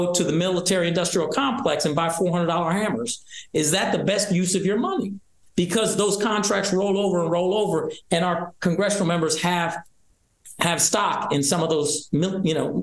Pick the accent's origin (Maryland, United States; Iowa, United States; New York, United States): Iowa, United States; now in Michigan, United States; I was born in Iowa, but I chose to move here 7 years ago